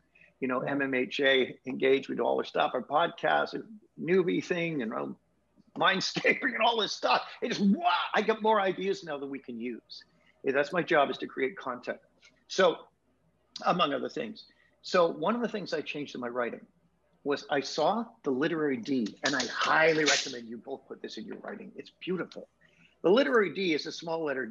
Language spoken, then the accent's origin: English; United Kingdom; now in Canada; me living in Canada, as a Brit living in Canada